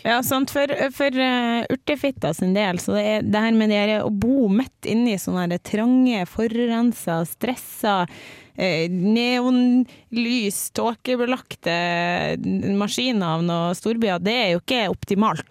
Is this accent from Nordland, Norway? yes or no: yes; Bodø, Nordland, Norway; moved away; så har jeg likevel vokst opp i Bodø, der jeg er fra